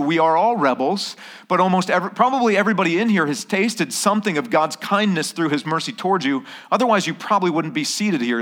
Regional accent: Vermont, United States; now in Okinawa, Japan; I was born and raised in Vermont

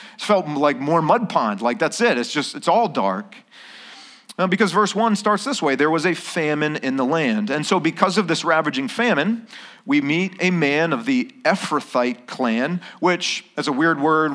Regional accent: Vermont, United States; now in Okinawa, Japan; I was born and raised in Vermont

